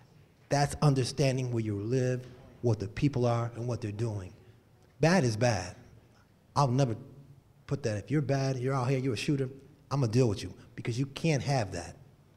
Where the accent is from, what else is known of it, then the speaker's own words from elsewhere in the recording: Connecticut, United States; was born and raised here. I don't know everybody in this room, but I know quite a few people, and I'm from the North End. I graduated from Weaver High School, went to Fox Middle, Annie Fisher, and I started in Bevy Square.